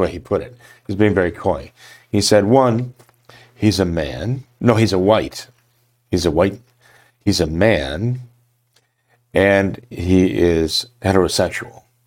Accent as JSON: {"language": "English", "country": "United States"}